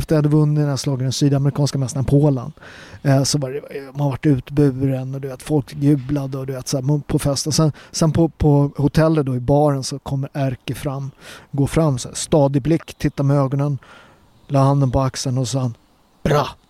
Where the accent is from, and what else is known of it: Sweden; born or raised there